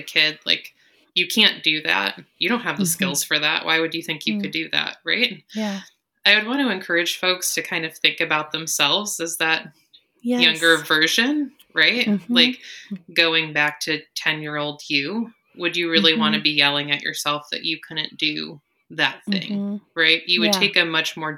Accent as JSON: {"language": "English", "region": "Michigan", "country": "United States", "moved": "as an adult", "lives_now": "Pittsburgh, United States", "said": "I am from Michigan"}